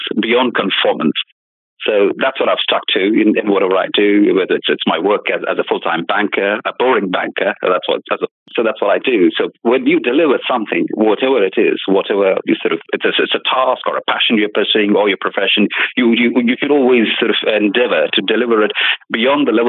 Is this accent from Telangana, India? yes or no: yes; Hyderabad, Telangana, India; moved away as an adult; also born or lived in England; I'm originally from Hyderabad, as you just said. It's from the south of India, the city of the Nizams, known the world over with that tag as such. I was born there. I was brought up there